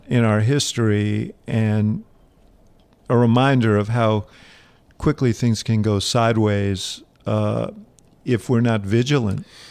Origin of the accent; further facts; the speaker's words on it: New York City, New York, United States; I grew up here in New York City